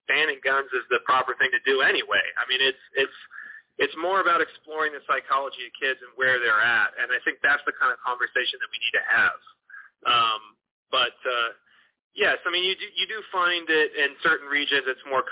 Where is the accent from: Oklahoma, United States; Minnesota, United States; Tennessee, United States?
Tennessee, United States; Northern California, Memphis and Nashville; moved away as an adult; also born or lived in New York City; now in Los Angeles, United States; I'm from California originally, Northern California, but my family moved to the Mid-South when I was to Tennessee specifically when I was 13. And I lived in New York City, and I live in L.A. now. So I've lived in kind of a few different regions, but I primarily grew up in Memphis and Nashville